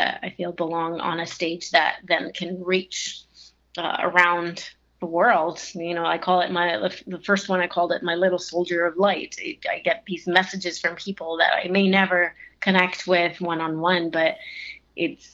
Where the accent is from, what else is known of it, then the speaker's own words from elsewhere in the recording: Italy; moved away; also born or lived in Switzerland, east of Geneva; I was born and raised in Italy, just above the Amalfi Coast, south of Rome and north of the Amalfi Coast